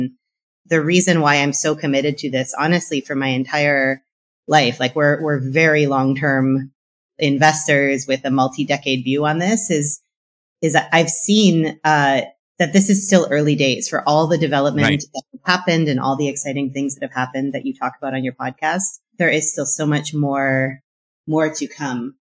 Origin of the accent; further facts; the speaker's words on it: Canada; now in New York, United States; I'm Canadian and American and live in New York in the US, but I'm equally comfortable in India.